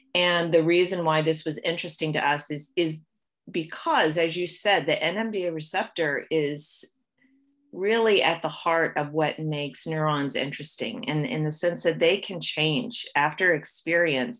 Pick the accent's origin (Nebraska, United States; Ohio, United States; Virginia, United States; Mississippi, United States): Ohio, United States; moved away as an adult; also born or lived in Kentucky / North Carolina / Canada; now in Toronto, Canada; was born and raised in the United States. Um, I grew up in Ohio